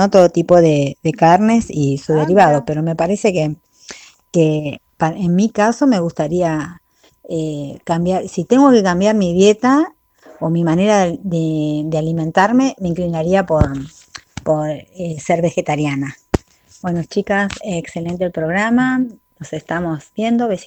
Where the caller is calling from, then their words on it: Claypole, Buenos Aires Province, Argentina; de Claypole y bueno, eh, quiero participar de la consigna de esta semana